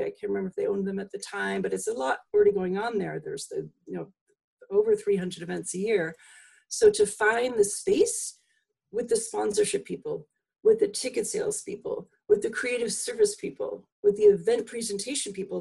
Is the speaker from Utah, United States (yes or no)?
no; Long Island, New York, United States; also born or lived in Massachusetts; now in Vermont, United States; I grew up on Long Island